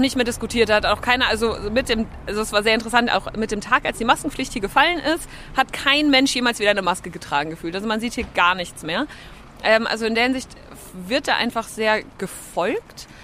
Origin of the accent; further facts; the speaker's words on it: Germany; moved away as an adult; now in Denmark; als Deutsche